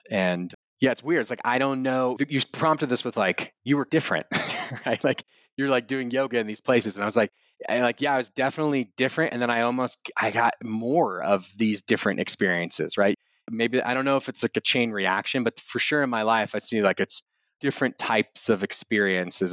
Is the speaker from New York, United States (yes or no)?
no; Austin, Texas, United States; also born or lived in Wimberley, Texas; I'm from Austin. I was born in a little town called Wimberley outside of Austin. And being raised in Austin at that time